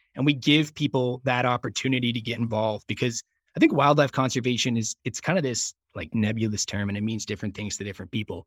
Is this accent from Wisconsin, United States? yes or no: no; Dayton, Ohio, United States; moved away as an adult; now in Jackson, United States; I grew up in Southern Ohio in Dayton